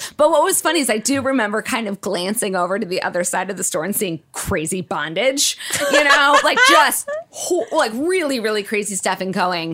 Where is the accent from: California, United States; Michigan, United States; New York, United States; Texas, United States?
Michigan, United States; right outside of Detroit; I grew up right outside of Detroit, and it was an incredibly diverse area where I grew up. And then from midway through middle school, we moved to this very cushy white, Christian